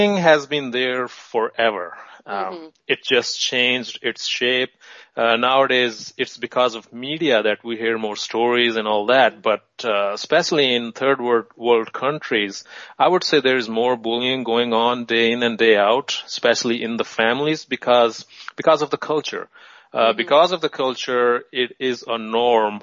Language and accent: English; Pakistan; I was born in Pakistan